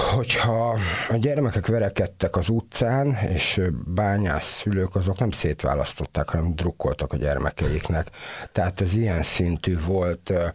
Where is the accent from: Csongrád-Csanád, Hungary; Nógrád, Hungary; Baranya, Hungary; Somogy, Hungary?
Baranya, Hungary; Komló; born or raised there; moved away as an adult; also born or lived in Budapest